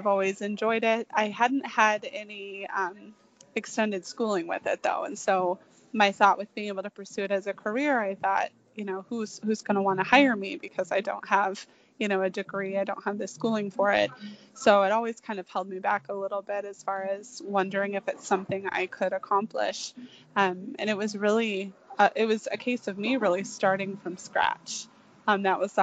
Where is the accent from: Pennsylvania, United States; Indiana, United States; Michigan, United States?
Michigan, United States; I was born and raised in Michigan